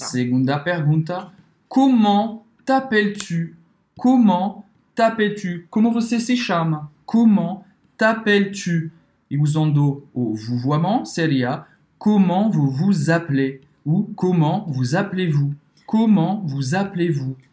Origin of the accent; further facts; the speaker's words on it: France; eu sou francês